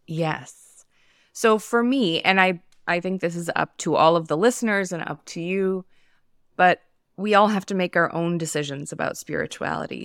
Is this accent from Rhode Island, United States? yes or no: no; New York, United States; now in Los Angeles, United States; I live in Los Angeles. I'm from New York